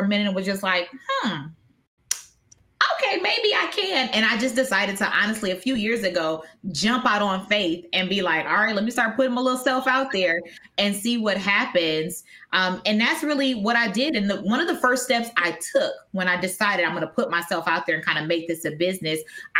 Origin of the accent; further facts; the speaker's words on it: Wisconsin, United States; moved away; I'm originally from Wisconsin